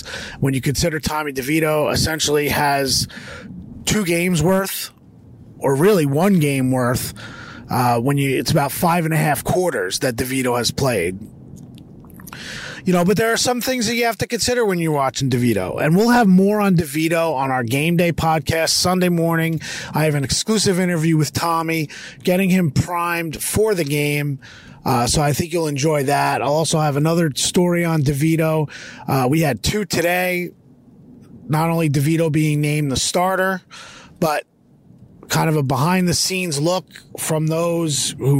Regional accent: Rochelle Park, New Jersey, United States; Yes, he's from North Jersey. So am I. He's from Cedar Grove. I'm from Rochelle Park. We've got that Jersey connection.

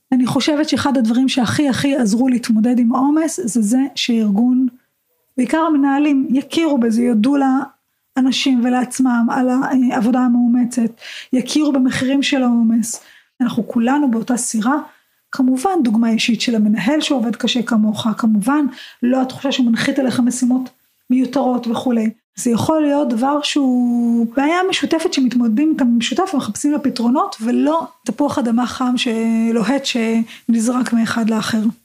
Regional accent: Israel; אנחנו כישראלים

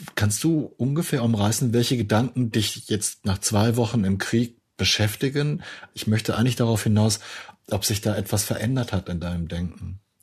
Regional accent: Germany; als Deutscher

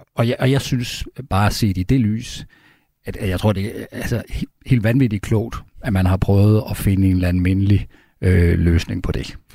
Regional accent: Denmark

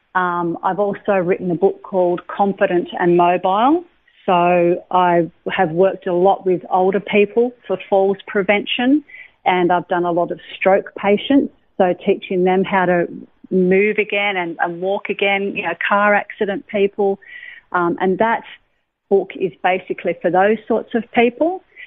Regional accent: Lennox Head, New South Wales, Australia; also born or lived in Sydney; I was born in Sydney um, a fair while ago. Mm-hmm. Um, I was I lived in Sydney until I was seven. My mum and dad separated when I was seven, and then I moved up to Lennox Head with my mother and my stepfather

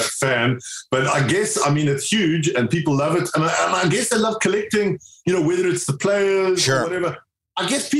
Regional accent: South Africa; now in United Kingdom; I grew up in South Africa

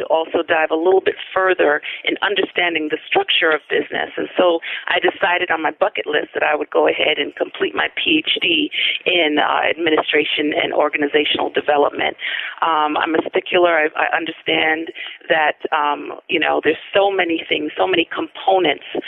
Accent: New York City, New York, United States; also born or lived in Albany, New York; I actually grew up in Brooklyn, New York

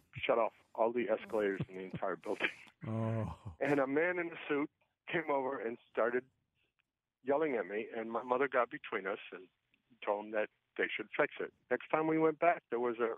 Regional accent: Windsor Locks, Connecticut, United States; I grew up in Windsor Locks

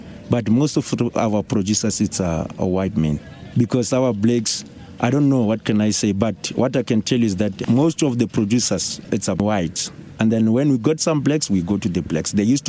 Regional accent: Limpopo, South Africa; moved away as an adult; now in Johannesburg, South Africa; I'm originally from Limpopo. I was born in Limpopo, raised in Limpopo. And then when time goes on, when I grew up, I passed my matric there. After my matric, I came to Joburg looking for a better life.

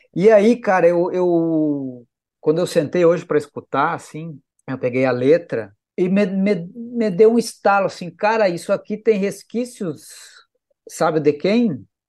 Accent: southern Brazil, Brazil; Nós três somos do Sul

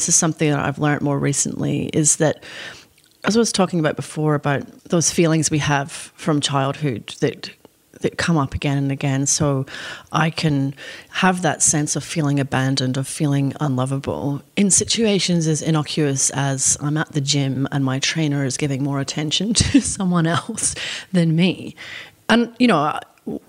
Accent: Scotland, United Kingdom; now in Australia; the culture that I grew up in Scotland and also in Australia

